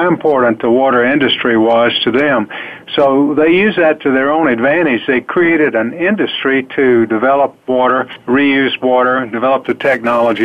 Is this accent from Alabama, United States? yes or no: yes; Alabama, United States; I grew up down in the south in the state of Alabama